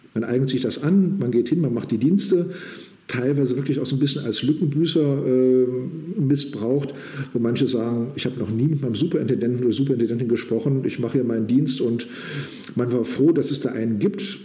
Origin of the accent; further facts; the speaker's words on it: Kurhessen-Waldeck, Germany; moved away as an adult; also born or lived in Northern Saxony; now in Saxony, Germany; in Kurhessen-Waldeck, meine alte Heimat